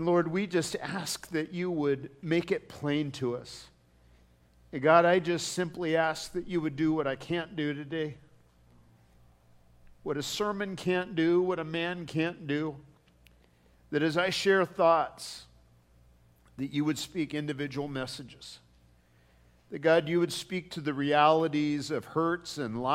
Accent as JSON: {"language": "English", "country": "United States", "said": "I love being an American"}